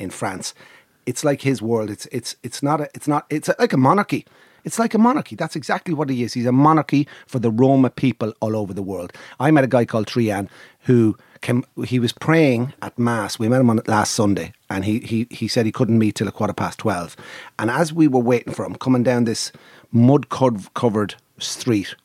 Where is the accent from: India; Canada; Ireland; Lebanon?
Ireland; I'm Irish